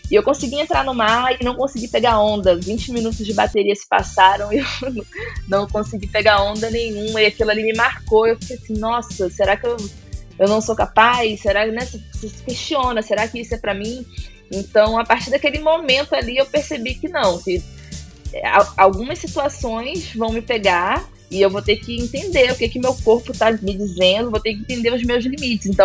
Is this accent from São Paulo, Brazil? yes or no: no; Itacaré, Bahia, Brazil; O surf entrou na minha vida, na minha infância ali, para pré-adolescência, em Tacaré, no litoral sul da Bahia.